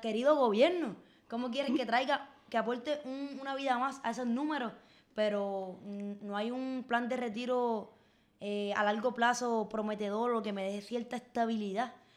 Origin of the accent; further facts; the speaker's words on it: Puerto Rico; las oportunidades eh, existentes en nuestro país